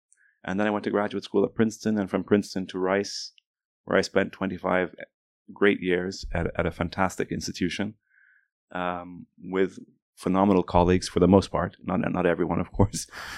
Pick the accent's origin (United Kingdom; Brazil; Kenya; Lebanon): Lebanon; also born or lived in Washington, D.C., United States; But I grew up in Lebanon because my parents moved back to Lebanon when I was three. And, you know, I grew up there during the Civil War period.